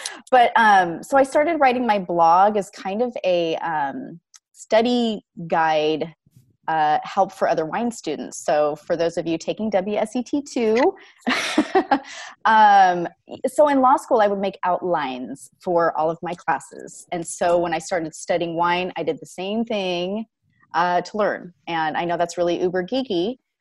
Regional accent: Washington, United States; I'm from Washington State

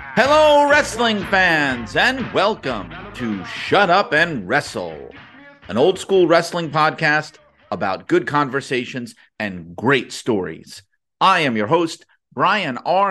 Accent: New York City, New York, United States; I grew up in Brooklyn where everybody was Italian, Irish, or Jewish

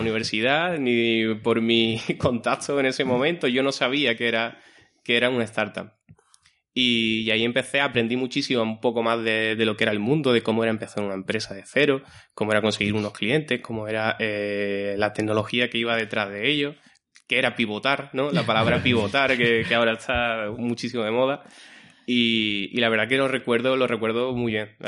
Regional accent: Guillena, Andalusia, Spain; mi pueblo, yo soy de Guillena

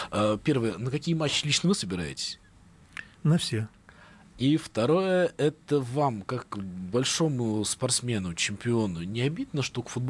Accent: Moscow, Russia; Вот смотрите, мы, москвичи, более-менее понимаем

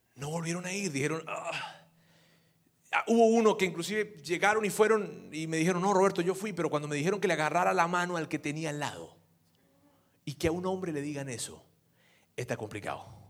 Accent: Venezuela; yo soy venezolano

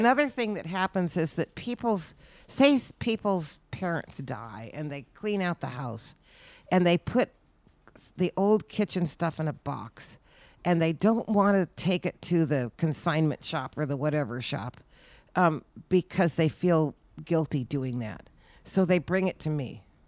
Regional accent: Berkeley, California, United States; moved away as an adult; now in Sonoma, United States; I grew up in Berkeley, California.

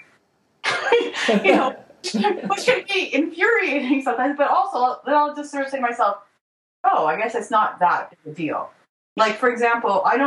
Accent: Canada; I'm not American. I'm Canadian

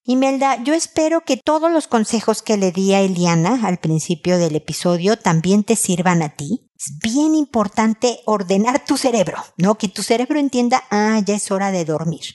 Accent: Mexico; soy mexicana

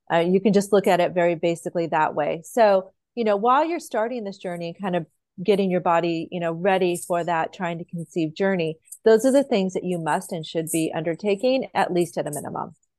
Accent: Idaho, United States; moved away; I grew up in Idaho

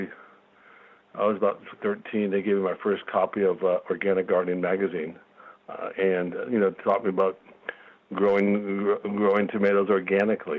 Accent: Glen Ellen, California, United States; also born or lived in San Francisco, California; I was born in San Francisco. My folks bought property and when I was 8 years old, 9 years, 10 years old, somewhere in Glen Ellen, California, in Sonoma

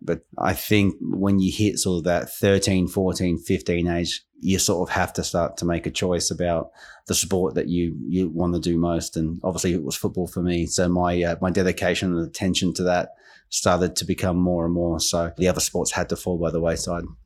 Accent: Queensland, Australia; moved away as an adult; also born or lived in England; growing up in Australia

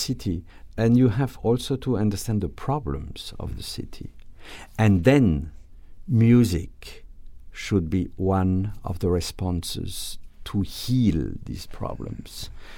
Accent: Grand Est, France; English is a second language; now in United States; Well, I'm French, as you said, but I'm a little bit different because I come from Alsace, which is, you know, changed.

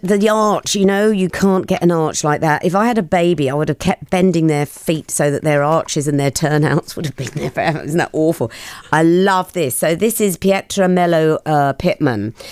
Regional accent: Australia; now in United Kingdom; I grew up in Australia

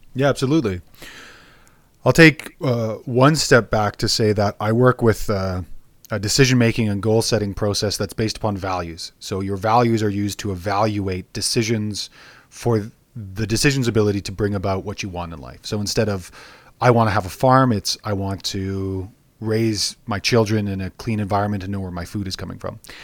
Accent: Alberta, Canada; I was born and raised in Alberta

